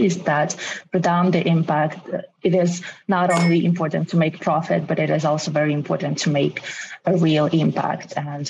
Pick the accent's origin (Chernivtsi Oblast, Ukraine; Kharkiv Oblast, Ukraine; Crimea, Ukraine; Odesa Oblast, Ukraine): Crimea, Ukraine; moved away as an adult; now in Kyiv, Ukraine; I'm originally from Crimea and the Crimean Tatar, and I had to survive Russian occupation. And this is why I had to move to Kyiv